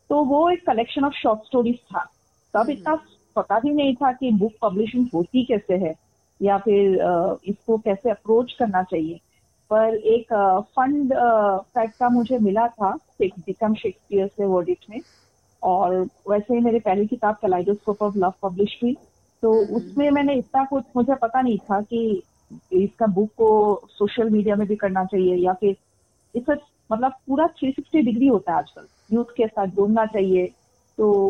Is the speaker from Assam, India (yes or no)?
yes; Guwahati, Assam, India; also born or lived in Delhi; now in Raipur, India; uh, मैं born and brought up मैं गुवाहाटी हूँ असम